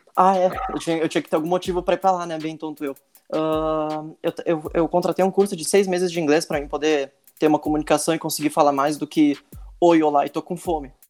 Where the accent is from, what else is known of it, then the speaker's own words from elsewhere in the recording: Brazil; Eu sou do Brasil